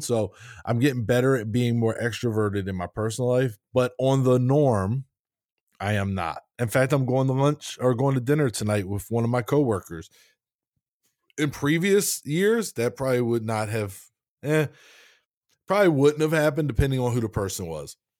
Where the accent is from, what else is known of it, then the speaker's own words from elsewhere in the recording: Maryland, United States; I'm a Maryland guy, so we're going hometown, right? I'm from Maryland